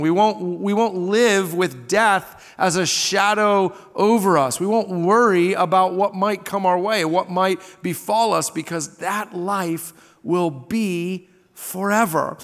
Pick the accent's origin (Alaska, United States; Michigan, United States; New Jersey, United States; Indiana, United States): Indiana, United States; Southern; I grew up in Southern Indiana on the Ohio River